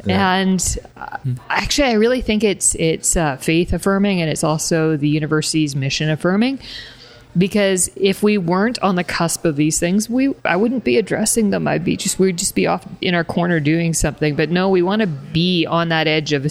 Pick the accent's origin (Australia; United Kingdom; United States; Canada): Canada; first language English; moved away; also born or lived in Lithuania; as a Canadian, with a Canadian passport